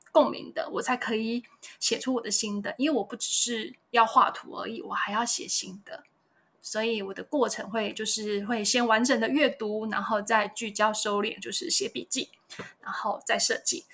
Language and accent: Chinese; Yanshui, Tainan, Taiwan; 我是台南人，很爱吃甜的台南人